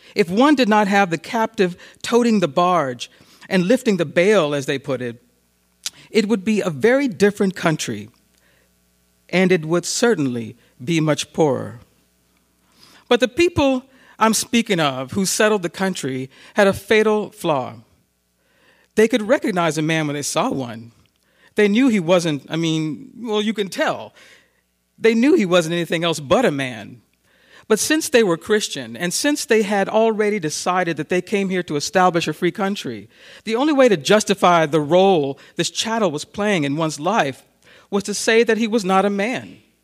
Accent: New York, United States; as we say in Harlem

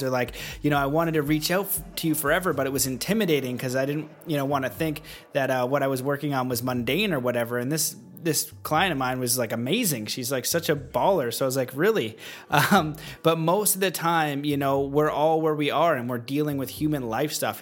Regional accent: Canada; now in United States; I am Canadian um, and I am in America.

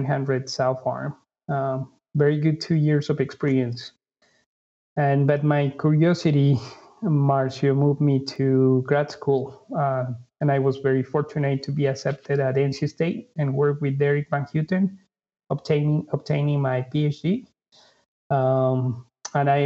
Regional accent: Ecuador; moved away as an adult; also born or lived in Honduras / North Carolina; now in United States; I'm originally from Ecuador, South America

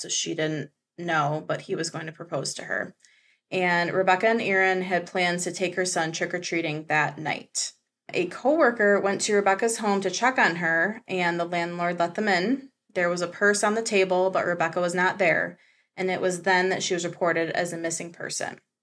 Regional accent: Michigan, United States; I'm from Michigan

